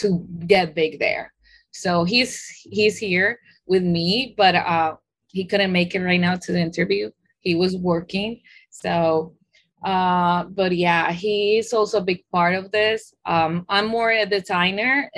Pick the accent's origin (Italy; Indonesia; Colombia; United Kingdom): Colombia; moved away as an adult; also born or lived in Queens, New York, United States; now in New York, United States; I was born here in Queens, New York. But my roots are, my mom is Colombian. So when my parents get separated, I was raised in Colombia.